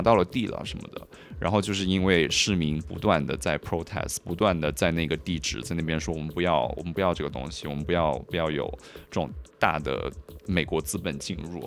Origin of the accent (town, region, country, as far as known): Hunan, China; born or raised there; also born or lived in Guangdong / Paris / Berlin; now in Shanghai, China